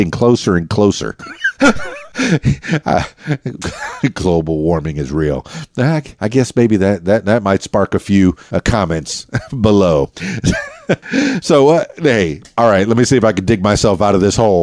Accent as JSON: {"language": "English", "town": "Miami", "region": "Florida", "country": "United States", "tie": "born or raised there", "moved": "as an adult", "lives_now": "Arkansas, United States", "said": "born and raised in Miami"}